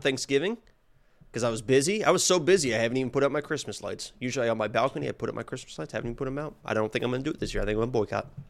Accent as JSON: {"language": "English", "town": "Nashville", "region": "Indiana", "country": "United States", "tie": "born or raised there", "moved": "yes", "said": "where I grew up, where I lived on a lake"}